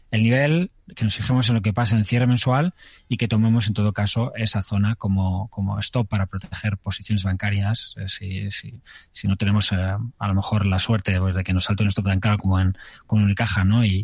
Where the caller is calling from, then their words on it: Almería, Andalusia, Spain; de Almería.